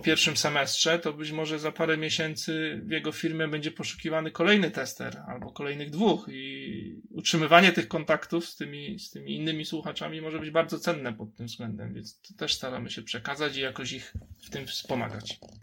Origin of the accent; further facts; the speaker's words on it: Kraków, Lesser Poland, Poland; jestem z Krakowa